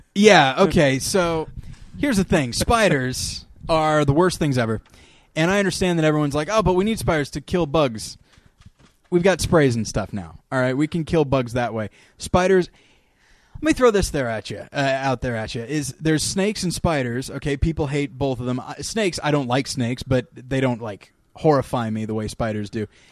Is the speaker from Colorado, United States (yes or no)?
no; California desert, United States; I was raised in the California desert